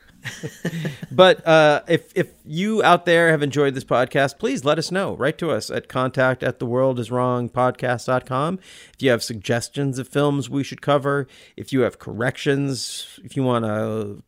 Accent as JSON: {"language": "English", "town": "Olympia", "region": "Washington", "country": "United States", "said": "We're both from Olympia"}